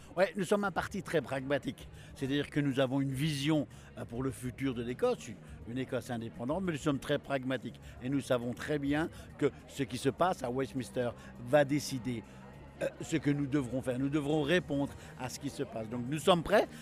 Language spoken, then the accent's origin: French; France; now in Scotland, United Kingdom; Moi, en tant que Français